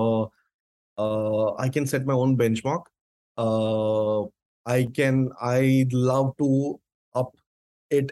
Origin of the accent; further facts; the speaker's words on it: India; I'm from India